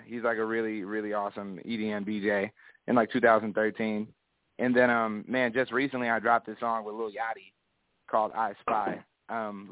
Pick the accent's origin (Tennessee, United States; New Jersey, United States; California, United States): California, United States; Ventura; I'm from Ventura, California